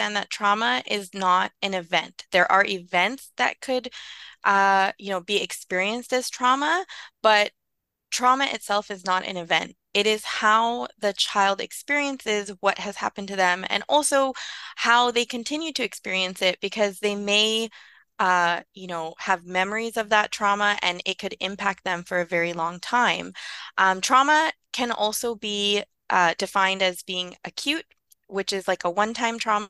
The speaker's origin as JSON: {"language": "English", "town": "Vancouver", "region": "British Columbia", "country": "Canada", "tie": "born or raised there", "said": "I grew up in East Vancouver"}